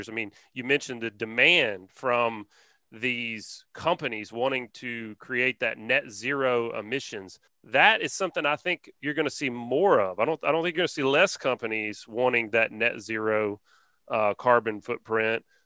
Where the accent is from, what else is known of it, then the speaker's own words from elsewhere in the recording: Alabama, United States; We're from Alabama